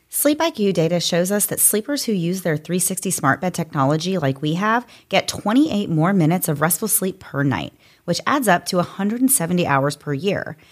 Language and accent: English; Florida, United States; you and I have both grown up I think, in Florida in the South